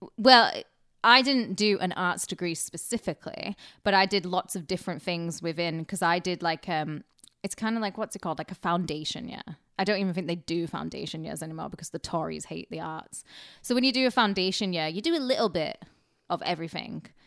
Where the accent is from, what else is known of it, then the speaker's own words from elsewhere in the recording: Carlisle, North West England, United Kingdom; moved away; my hometown, Carlisle